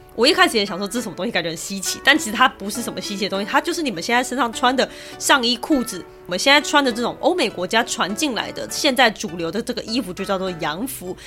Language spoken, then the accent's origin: Chinese; Taiwan; 身为台湾人的我是不敢恭维了